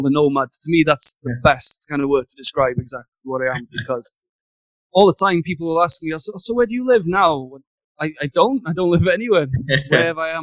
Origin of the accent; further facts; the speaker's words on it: Wales, United Kingdom; moved away as an adult; also born or lived in Cardiff / China; now in Taiwan; I'm from Wales in the UK.